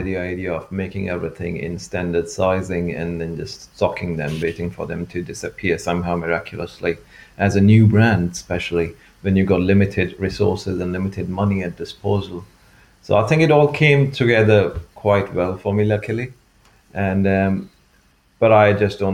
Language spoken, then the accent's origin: English; India; moved away as an adult; also born or lived in Norwich; now in United Kingdom; I grew up in India